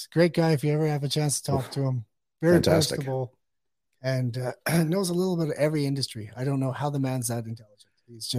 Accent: Fort McMurray, Alberta, Canada; Fort McMurray, Alberta.

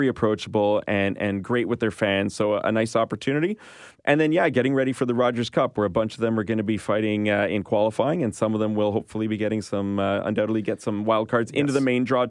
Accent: Montreal, Quebec, Canada; you live in Montreal, which is my hometown, by the way, very proud to be from Montreal

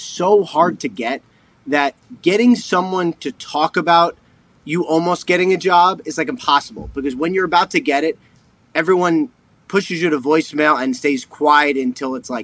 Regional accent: Westchester, New York, United States; I grew up in Westchester

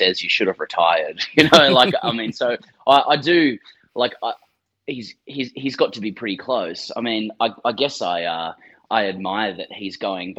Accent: Sydney, New South Wales, Australia; moved away as an adult; now in Melbourne, Australia; I've lived in Melbourne for 10 to 12 years. I'm from Sydney originally

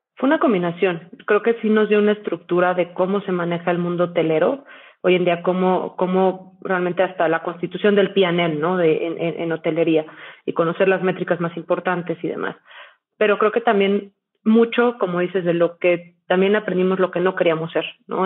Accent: Mexico; soy mexicana, eh, he vivido prácticamente toda mi vida en México

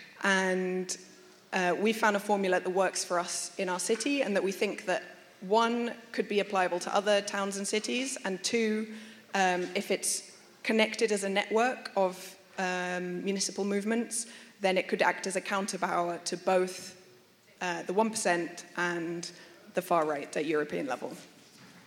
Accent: London, United Kingdom; moved away as an adult; now in Barcelona, Spain; I'm not Catalan. I'm originally from London. I've been living in Barcelona for 10 years

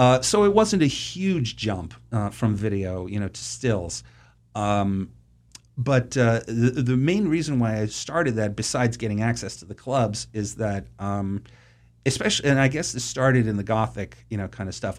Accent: Boston, Massachusetts, United States; I grew up in Boston, or the suburbs of Boston, rather

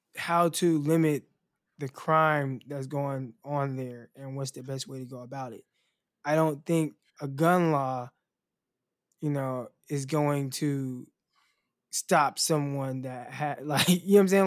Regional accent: California, United States; moved away as an adult; now in Arkansas, United States; because I was from California

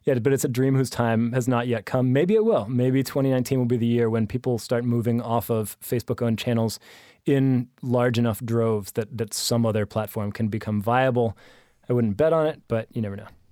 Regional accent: United States; I'm American

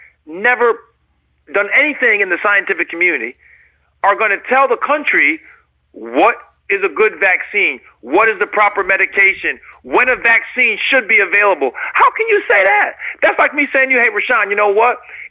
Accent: United States; So as a physician, as an American, as a lover of human life, this has been a really, really tough time for me to see what has happened.

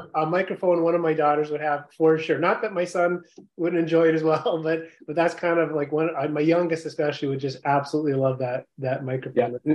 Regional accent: Yukon, Canada; I grew up in the Yukon Territory

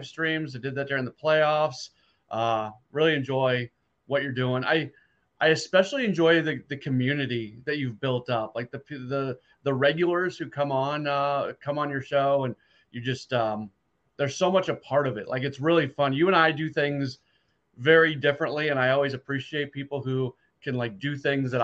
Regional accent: St. Louis, Missouri, United States; also born or lived in Milwaukee; Growing up in St. Louis, my dad worked for KMOX in the 60s

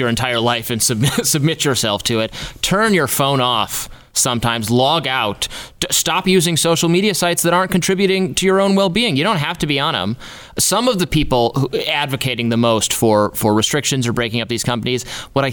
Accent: Michigan, United States; moved away; I'm from Michigan originally.

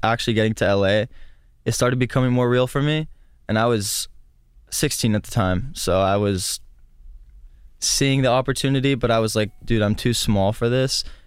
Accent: Stockton, California, United States; The only music that was in my hometown was rap.

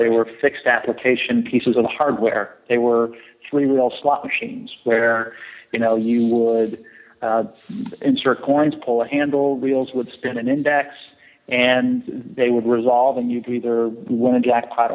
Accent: San Francisco, California, United States; I grew up in the Bay Area in San Francisco, but then spent most of my vacations and summers in Las Vegas.

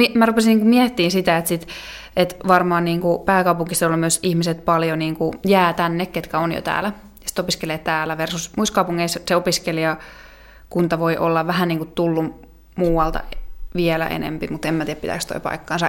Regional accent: South Ostrobothnia, Finland; moved away; also born or lived in Oulu / Eastern Finland; mä taas olen Etelä-Pohjanmaalta itse kotoisin

